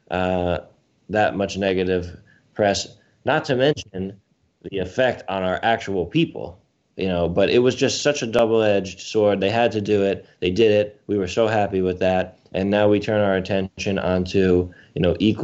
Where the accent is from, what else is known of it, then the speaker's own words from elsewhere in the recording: Westchester, New York, United States; I'm a New Yorker. You know, I grew up in Westchester